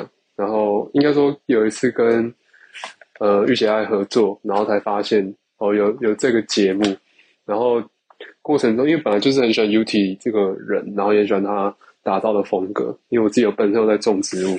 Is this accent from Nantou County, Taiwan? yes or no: no; Kaohsiung, Taiwan; 我是来自高雄的